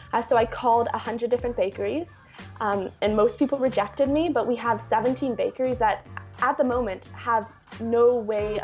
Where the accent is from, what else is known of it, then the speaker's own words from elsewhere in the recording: Vancouver, British Columbia, Canada; moved away as an adult; I come from Vancouver, Canada, which is a very wealthy city